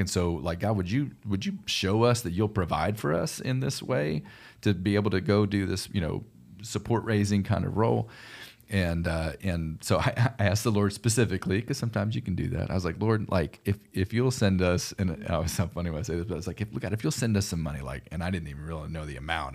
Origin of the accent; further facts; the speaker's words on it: Houston, Texas, United States; moved away as an adult; also born or lived in Tulsa, Oklahoma; I grew up in Houston, Texas